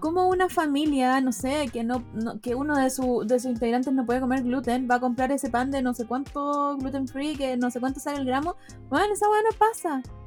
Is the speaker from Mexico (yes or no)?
no; Chile; en mi país, largo y angosto